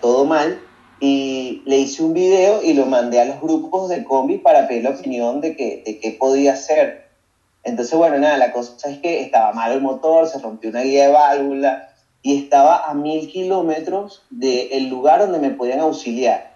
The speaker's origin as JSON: {"language": "Spanish", "town": "Caracas", "region": "Capital District", "country": "Venezuela", "tie": "born or raised there", "also_born_or_lived": "Paracotos, Miranda", "moved": "as an adult", "said": "Yo soy de los, de los Palos Grandes, vivo en, en Caracas, en los Palos Grandes, ahí me crié mitad compartido con Paracotos del estado Miranda"}